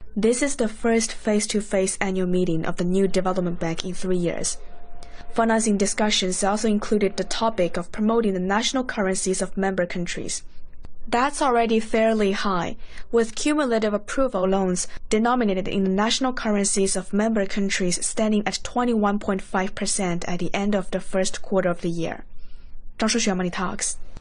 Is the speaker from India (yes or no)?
yes; India; I'm from India